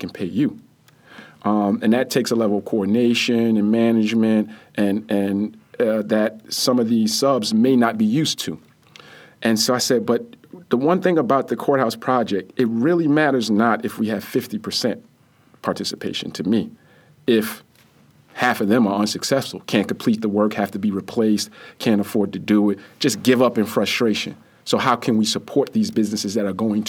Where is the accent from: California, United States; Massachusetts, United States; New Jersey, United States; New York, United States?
New Jersey, United States; Jersey City; when we were growing up in the Greenville section of Jersey City